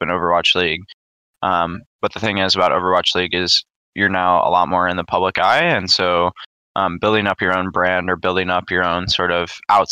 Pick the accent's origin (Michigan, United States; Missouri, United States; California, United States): Missouri, United States; St. Louis; I grew up in St. Louis, Missouri